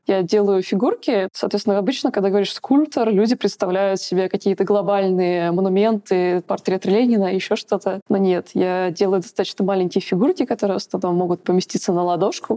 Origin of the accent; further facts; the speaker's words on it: Moscow Oblast, Russia; moved away as an adult; now in Grenoble, France; Я под москвич, вот, я замкадыш, я всю жизнь, свою жизнь жила рядом с Москвой